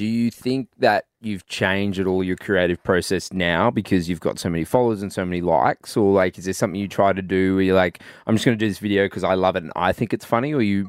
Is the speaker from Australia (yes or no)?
yes; Australia; And then we just made a video of it called like, what American TV sounded like as an Australian kid.